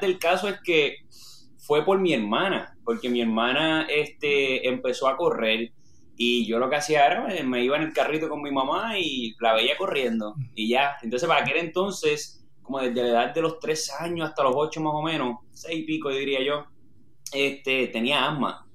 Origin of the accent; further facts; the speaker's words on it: Orocovi, Puerto Rico; moved away as an adult; also born or lived in Manatí, Puerto Rico; now in Texas, United States; nací en, Manatí, pero me crié, yo soy de Orocovi